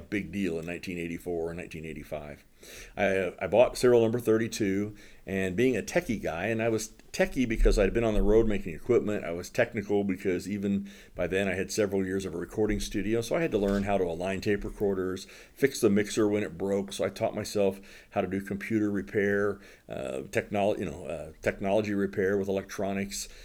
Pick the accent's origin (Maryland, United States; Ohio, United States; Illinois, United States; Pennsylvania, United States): Ohio, United States; Southern; moved away; also born or lived in Fort Wayne, Indiana; I grew up in Southern Ohio